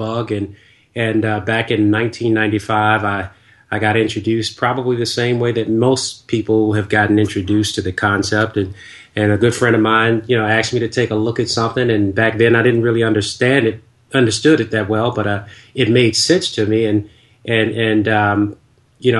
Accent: Washington, District of Columbia, United States; moved away; also born or lived in the South (US); since I was originally from Washington, D.C.

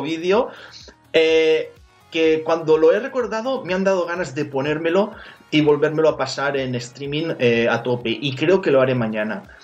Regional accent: Valencian Community, Spain; yo soy valenciano, la O es, abierta

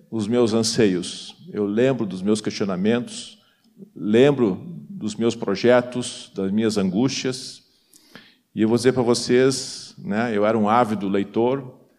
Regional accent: Porto Alegre, Rio Grande do Sul, Brazil; also born or lived in São Paulo; sou natural de Porto Alegre

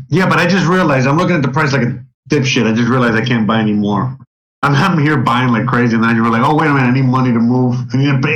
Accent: Florida, United States; moved away; I come from Florida

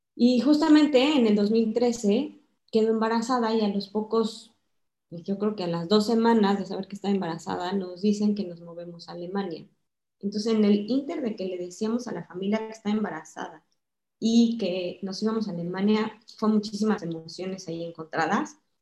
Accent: Mexico; moved away as an adult; yo soy mexicana, estoy casada con un mexicano

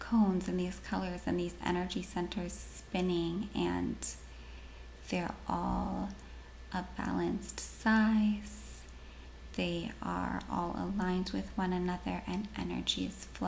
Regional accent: Washington, United States; born and raised in Washington State

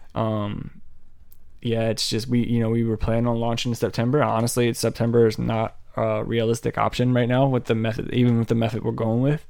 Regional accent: Laurel, Maryland, United States; my hometown of Laurel, Maryland

